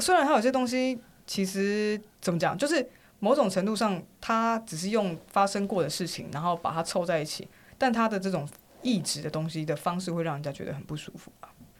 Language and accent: Chinese; Taiwan; 我们台湾人真的好棒。